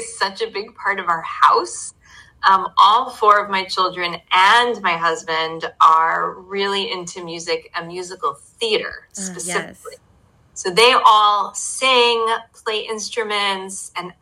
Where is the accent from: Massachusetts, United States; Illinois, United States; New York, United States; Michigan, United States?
New York, United States; New York City; I grew up in Manhattan in New York City.